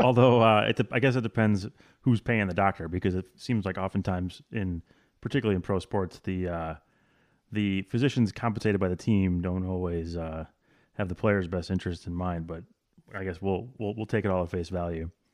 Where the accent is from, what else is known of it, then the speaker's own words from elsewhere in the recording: Wisconsin, United States; I grew up in Wisconsin